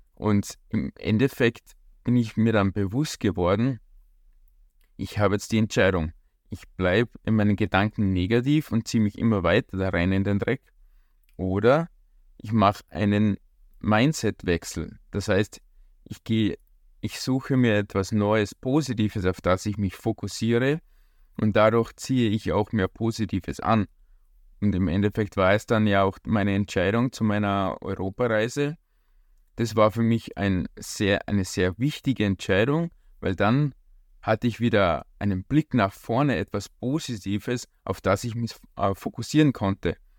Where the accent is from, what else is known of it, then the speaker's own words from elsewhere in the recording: Austria; bei uns in Österreich